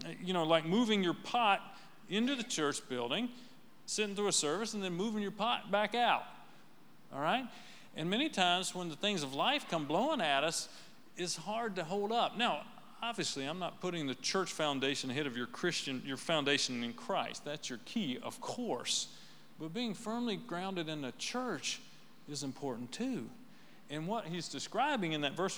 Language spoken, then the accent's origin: English; right outside of Nashville, Tennessee, United States; Well, we're from right outside of Nashville.